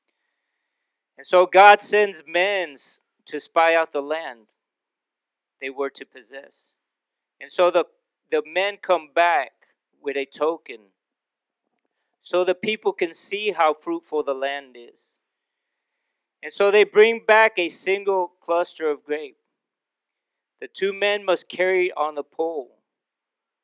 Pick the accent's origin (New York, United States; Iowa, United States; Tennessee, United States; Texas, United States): Texas, United States; Houston; There was some people that I grew up with in Houston